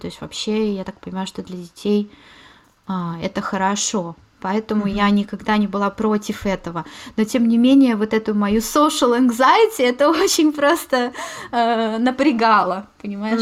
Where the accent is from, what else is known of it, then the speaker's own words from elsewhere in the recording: Moscow, Russia; moved away as an adult; also born or lived in Scotland; now in Germany; я родилась в Москве